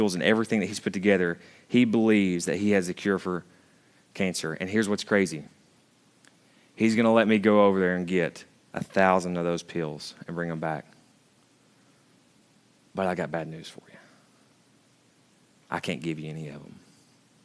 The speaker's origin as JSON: {"language": "English", "country": "United States", "tie": "born or raised there", "said": "I grew up in Hunter's Trail, literally just like 200 yards that way or 100 yards"}